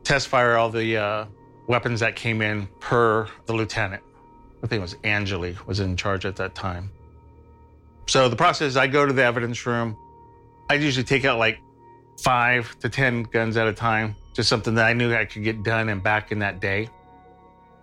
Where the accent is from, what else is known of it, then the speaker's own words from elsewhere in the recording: Stockton, California, United States; I was born in Stockton, kind of like South Stockton, like Charterway, Mariposa area